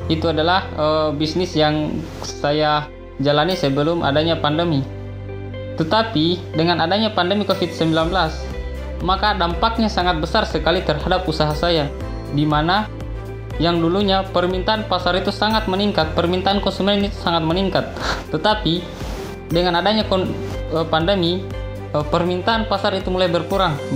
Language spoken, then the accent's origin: Indonesian; Labulu-Bulu, Southeast Sulawesi, Indonesia; Saya berasal dari Desa Labulu-Bulu, Kecamatan Parigi, Kabupaten Muna, Sulawesi Tenggara.